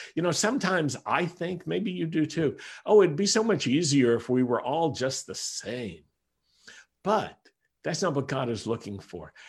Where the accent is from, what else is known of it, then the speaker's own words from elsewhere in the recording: United States; I am an American Messianic Jew